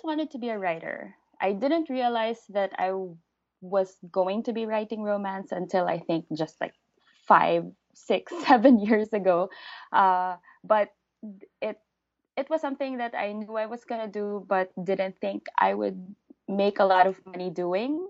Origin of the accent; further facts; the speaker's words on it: Philippines; first language English; I'm a Filipino living in the Philippines